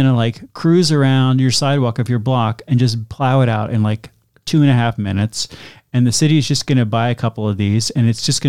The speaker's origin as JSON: {"language": "English", "town": "Worcester", "region": "Massachusetts", "country": "United States", "said": "no, I'm from Worcester. We don't do that. Not today."}